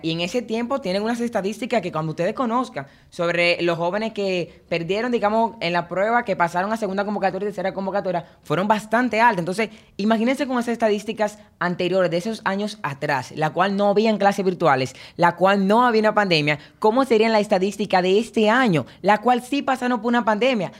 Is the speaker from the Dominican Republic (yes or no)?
yes; Dominican Republic; Como estudiantes dominicanos